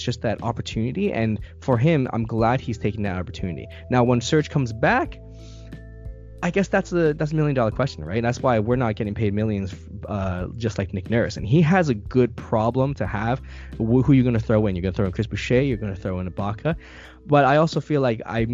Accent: Canada; I'm Canadian.

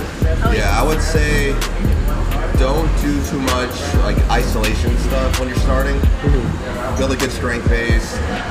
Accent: Ventura, California, United States; I'm from Ventura.

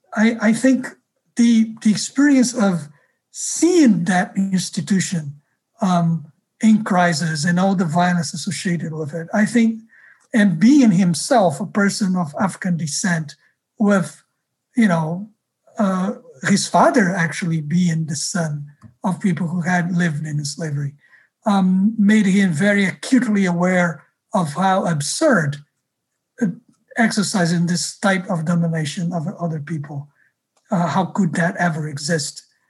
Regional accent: Rio de Janeiro, Brazil; moved away; I grew up in Rio

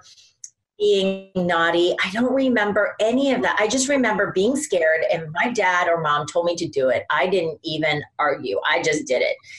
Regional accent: Iowa, United States; now in New York, United States; I grew up in Iowa, there wasn't a lot of outside stimulation

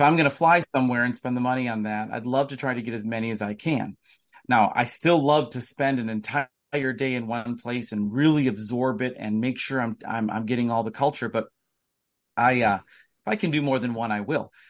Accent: Wisconsin, United States; I am from Wisconsin, and I am a U W grad.

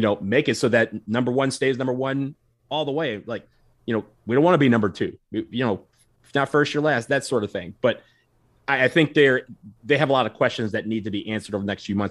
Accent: Detroit, Michigan, United States; I'm from Detroit.

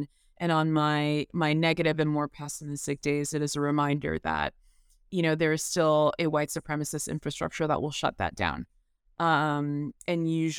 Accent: the South, United States; even though I am Black and take tremendous pride in being a Black person, and growing up in the South as a Black person, that is tremendously important to me.

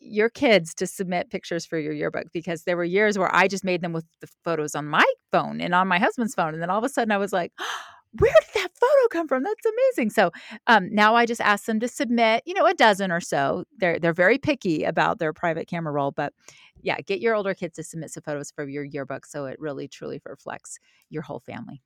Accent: the South, United States; I'm from the South.

